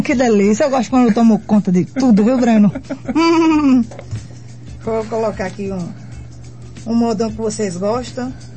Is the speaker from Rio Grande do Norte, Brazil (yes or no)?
yes; Montanhas, Rio Grande do Norte, Brazil; moved away as an adult; also born or lived in Parnamirim, Rio Grande do Norte; eu sou nordestina, nato, Maravilha. Rio Grande do Norte, sou do interior chamado Montanhas, que fica pertinho de Natal, ali uns 80 km e tal, mas atualmente eu moro em Parnamirim porque eu morava em montanhas